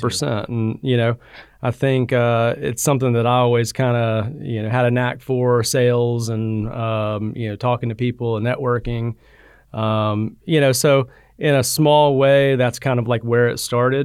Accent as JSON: {"language": "English", "town": "Birmingham", "region": "Alabama", "country": "United States", "tie": "born or raised there", "said": "I grew up in Birmingham, Alabama. Um, I'm living in the suburb, Hoover, um, went to Hoover High School."}